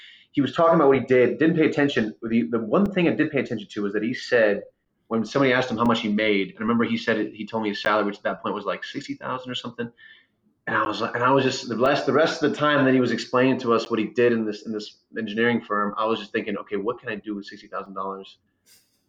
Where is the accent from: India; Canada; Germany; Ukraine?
Ukraine; moved away; I'm from Ukraine originally. And so I came here with my mom